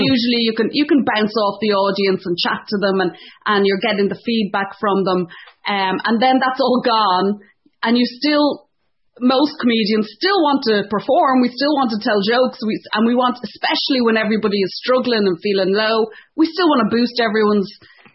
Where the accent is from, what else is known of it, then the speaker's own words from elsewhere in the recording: Ireland; moved away as an adult; also born or lived in Dublin; now in Ontario, Canada; being Irish